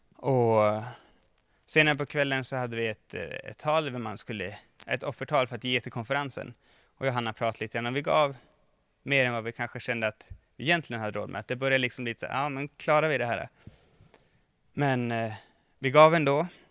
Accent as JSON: {"language": "Swedish", "town": "Mora", "region": "Dalarna County", "country": "Sweden", "tie": "born or raised there", "moved": "yes", "said": "jag kommer ihåg när jag spelade innebandy som ung eh, i Mora, där jag kommer ifrån"}